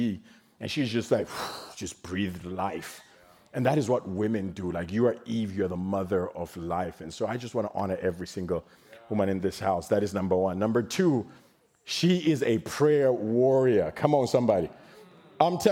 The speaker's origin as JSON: {"language": "English", "country": "Zimbabwe", "tie": "born or raised there", "moved": "yes", "lives_now": "Texas, United States", "said": "I was born in Zimbabwe"}